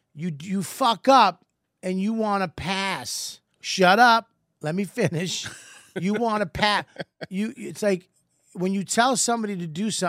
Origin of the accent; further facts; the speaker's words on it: Boston, Massachusetts, United States; I'm from Boston.